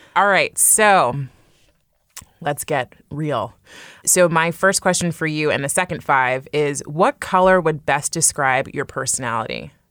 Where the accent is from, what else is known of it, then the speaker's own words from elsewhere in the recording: California, United States; now in New York, United States; I grew up in California and I live in New York now